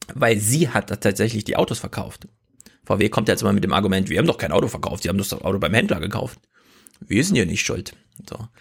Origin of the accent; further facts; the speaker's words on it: Thuringia, Germany; moved away; Thüringen ist natürlich nur meine Herkunftsheimat.